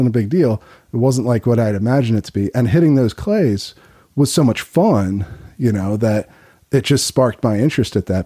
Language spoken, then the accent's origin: English; Chester County, near Philadelphia, Pennsylvania, United States; I grew up near Philly, but out in the in the suburbs